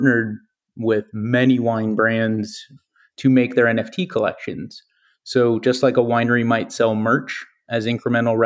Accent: Napa, California, United States; I grew up in Napa

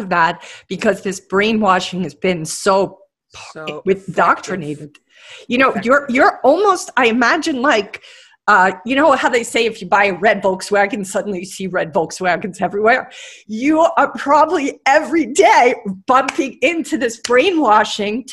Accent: New York City, New York, United States; moved away as an adult; now in Hawaii, United States; I live in Hawaii now, and I moved here from New York City. I was born in Brooklyn

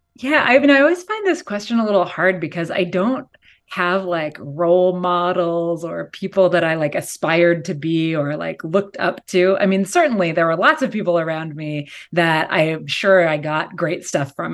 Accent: outside of Seattle, Washington, United States; now in California, United States; I grew up, um, in s, like, outside of Seattle in Washington State

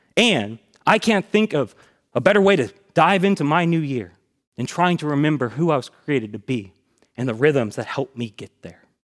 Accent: Tallahassee, Florida, United States; I grew up here in Tallahassee, going to Buck Lake Elementary School, then Swift Creek Middle, and then Lincoln High School.

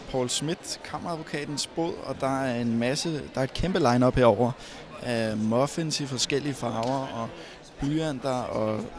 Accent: Thailand; now in Denmark; den lignede noget, jeg købte, øh, da jeg var lille i Thailand.

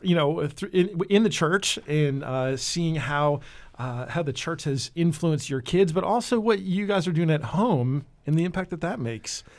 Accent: New Jersey, United States; also born or lived in California / Florida; now in Nashville, United States; I grew up in New Jersey

